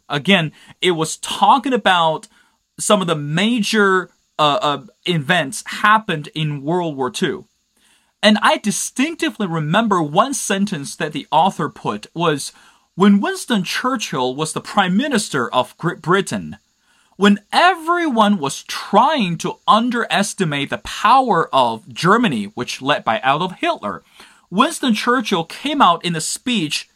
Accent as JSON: {"language": "English", "country": "China", "said": "that will be my home country, China"}